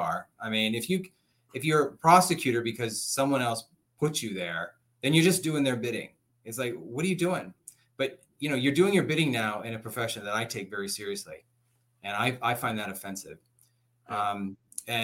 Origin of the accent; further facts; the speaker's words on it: Oxnard, California, United States; I grew up poor in Oxnard. I'm actually from this county. I grew up here